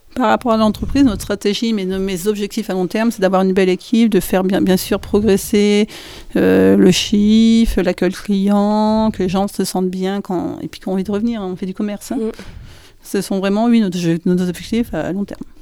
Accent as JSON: {"language": "French", "area": "the North", "region": "Hauts-de-France", "country": "France", "moved": "as an adult", "lives_now": "Saint-Christol-lez-Alès, France", "said": "je viens du Nord et j'ai ouvert Marie dans le Nord"}